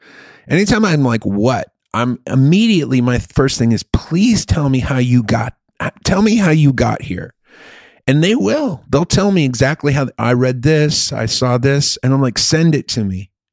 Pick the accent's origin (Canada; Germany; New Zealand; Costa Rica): Germany; now in United States; I grew up in Germany, and when you're in Germany, you're surrounded by all these other countries.